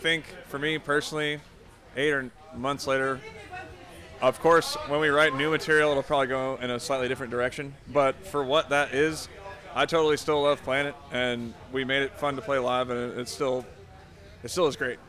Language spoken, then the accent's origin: English; California, United States; Chaney, the singer, is from Des Moines, Iowa, but her and I live in California.